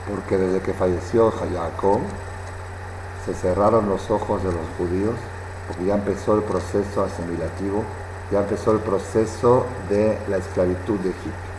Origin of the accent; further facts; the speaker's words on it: Mexico; born there; Yo soy judía por accidente nacida en México.